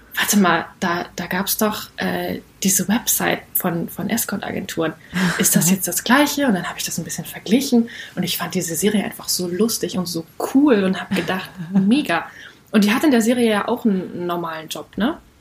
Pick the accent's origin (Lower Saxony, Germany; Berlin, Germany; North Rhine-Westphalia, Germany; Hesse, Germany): North Rhine-Westphalia, Germany; now in Cologne, Germany; ich komme aus Köln, ähm, nicht gebürtig, aber trotzdem in Nordrhein-Westfalen aufgewachsen